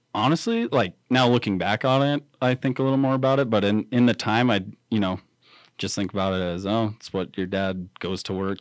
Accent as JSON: {"language": "English", "town": "Riverton", "region": "Wyoming", "country": "United States", "tie": "born or raised there", "said": "grew up, born and raised in Riverton, graduated Riverton High School"}